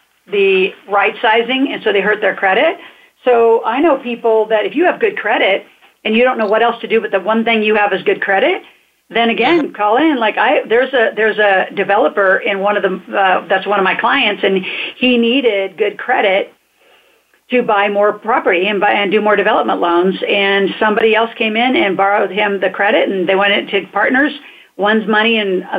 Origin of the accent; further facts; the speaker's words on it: United States; we're American citizens.